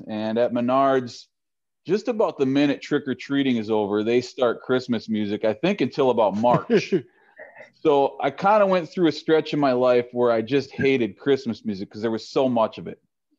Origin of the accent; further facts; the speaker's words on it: Minneapolis, Minnesota, United States; where I grew up in the Twin Cities.